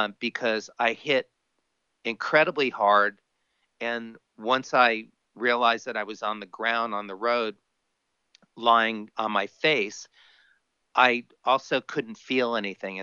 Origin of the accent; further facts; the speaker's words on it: Miami, Florida, United States; now in California, United States; I grew up on a bicycle, growing up in Miami